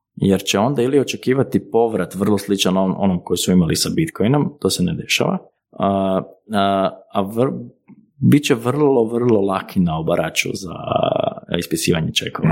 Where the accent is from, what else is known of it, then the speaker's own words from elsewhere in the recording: Croatia; kod nas u Hrvatskoj